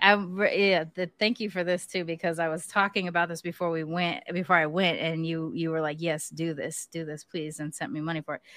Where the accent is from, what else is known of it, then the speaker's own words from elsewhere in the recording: California, United States; I'm from California